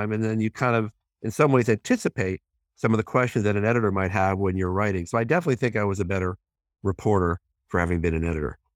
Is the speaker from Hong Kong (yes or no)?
yes; Hong Kong; born there; You know, I was born in Hong Kong